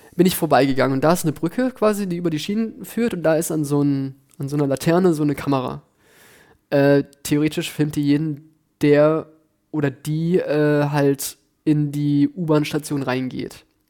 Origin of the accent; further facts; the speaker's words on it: near Düsseldorf, North Rhine-Westphalia, Germany; moved away as an adult; now in Berlin, Germany; ich komme halt aus der Nähe von Düsseldorf. Ich bin zwar auf dem Land groß geworden